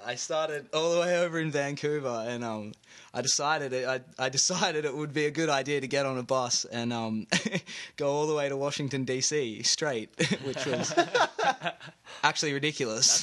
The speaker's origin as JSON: {"language": "English", "town": "Brisbane", "region": "Queensland", "country": "Australia", "accent": "Australian", "moved": "as an adult", "lives_now": "Canada", "said": "I'm from Brisbane, Australia"}